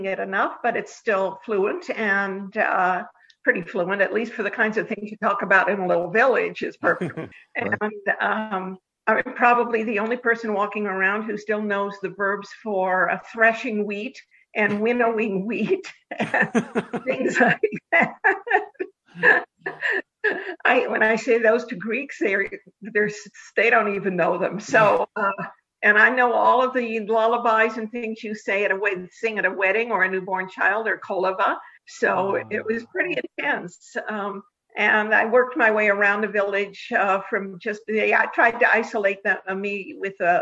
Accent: Denver, Colorado, United States; I am from Denver, Colorado, of all strange places. I am not an East Coast person. I'm a Westerner.

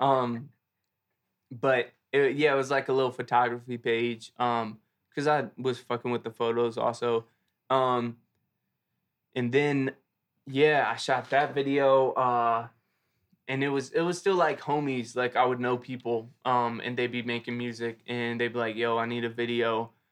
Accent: Philadelphia, Pennsylvania, United States; I grew up in Germantown, born and raised Philly

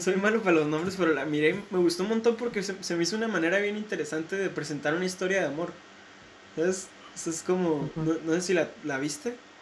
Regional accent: Mexico

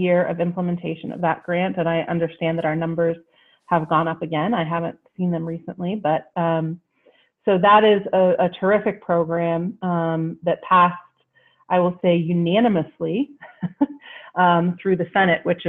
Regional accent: Wheeling, West Virginia, United States; I'm from Wheeling, West Virginia. Yeah, born and raised

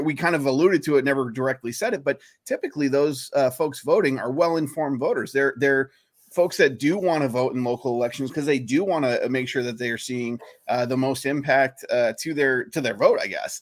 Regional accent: Maine, United States; moved away; I grew up in Maine

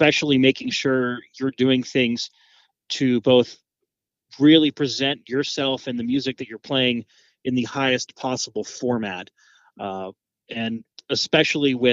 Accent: Annapolis, Maryland, United States; moved away as an adult; now in Rockhill Furnace, United States; I grew up just outside of Annapolis, Maryland, right on the Chesapeake Bay

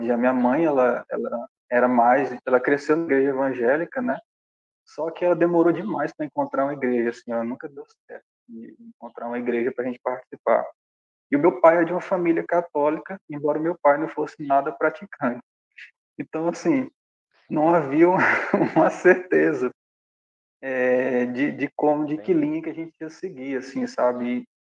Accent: Açailândia, Maranhão, Brazil; now in Santa Inês, Brazil; sou nascido e criado em Açailândia, e moro há dois anos em Santa Inês, né? Eu vim por causa da minha profissão.

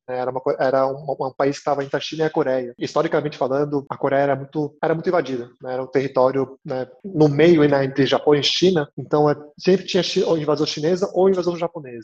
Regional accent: Brazil; also born or lived in New York, United States; E eu sendo coreano brasileiro

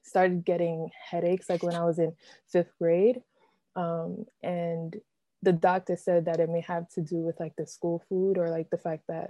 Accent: New York City, New York, United States; also born or lived in Brooklyn, New York / Williamstown, Massachusetts; I was born and raised in New York. I was born in Brooklyn, raised in Queens

